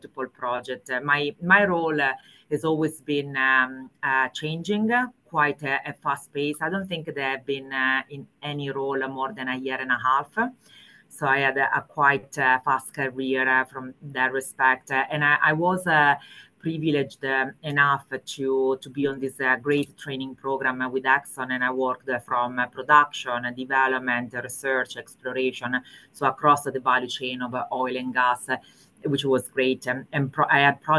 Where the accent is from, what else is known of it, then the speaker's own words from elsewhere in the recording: Italy; English is a second language; moved away as an adult; also born or lived in Spain / Switzerland; As you pick from my accent, I'm definitely not English speaker. That's not my natural language. I'm born and raised in Italy